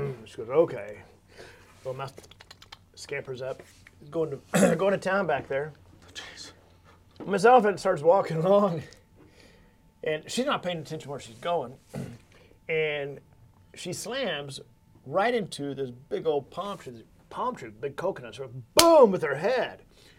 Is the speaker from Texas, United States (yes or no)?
yes; Fort Worth, Texas, United States; I'm from Fort Worth